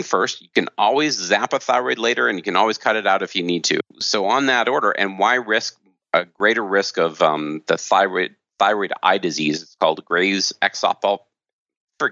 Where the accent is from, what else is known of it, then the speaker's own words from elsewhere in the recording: United States; I grew up in America as a standard American doctor